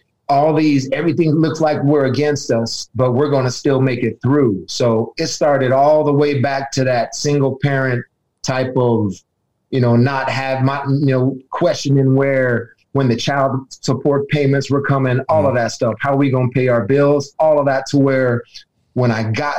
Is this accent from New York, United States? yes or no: no; San Francisco, California, United States; also born or lived in Roseville, California / Arizona; growing up in San Francisco